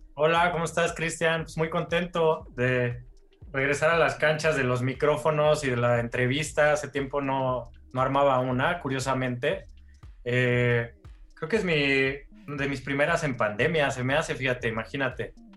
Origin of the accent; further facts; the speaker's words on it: Mexico; mi jefa mexicana